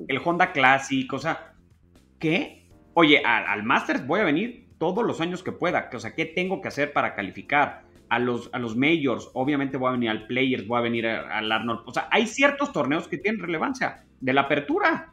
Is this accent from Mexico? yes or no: yes; Mexico; como mexicano